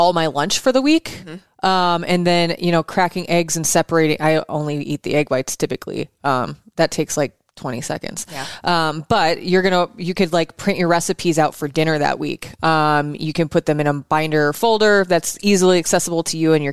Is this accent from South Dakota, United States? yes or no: yes; South Dakota, United States; I'm from South Dakota